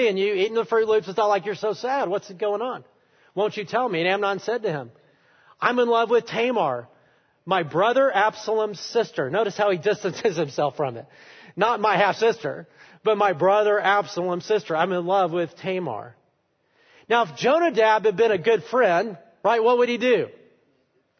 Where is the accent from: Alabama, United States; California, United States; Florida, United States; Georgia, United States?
Alabama, United States; I am from Alabama. I love Alabama